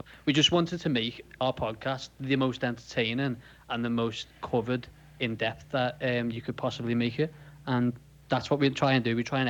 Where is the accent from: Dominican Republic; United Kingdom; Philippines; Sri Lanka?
United Kingdom; Liverpool, North West England; accent: Scouse; Yeah, and I'm from Liverpool, Liverpool. So I'm a Scouser. So that's probably if I'm hard to hear quite a bit, that's because I have a strong accent, a Liverpoolian accent.